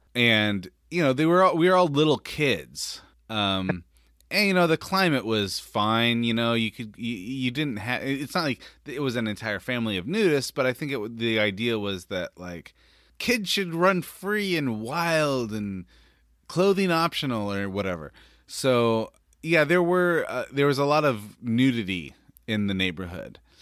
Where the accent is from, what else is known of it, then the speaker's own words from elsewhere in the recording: Northern California, United States; I grew up in Northern California